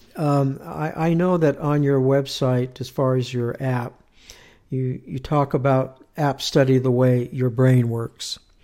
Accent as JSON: {"language": "English", "region": "Southern California", "country": "United States", "tie": "born or raised there", "moved": "as an adult", "lives_now": "Utah, United States", "said": "I'm from California, born and raised"}